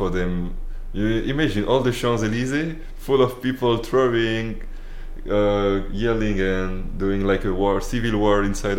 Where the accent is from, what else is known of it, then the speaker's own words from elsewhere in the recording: northern France, France; English is a second language; moved away; Even in my hometown, where on the north of France